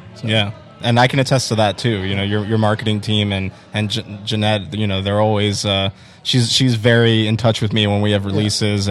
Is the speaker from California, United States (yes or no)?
no; Tampa, Florida, United States; moved away as an adult; also born or lived in Chicago; I was born and raised here in Tampa